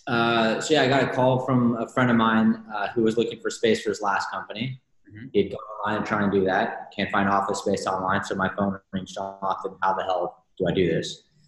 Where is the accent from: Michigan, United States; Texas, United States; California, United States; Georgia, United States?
Texas, United States; Houston; now in New York, United States; I grew up in Houston.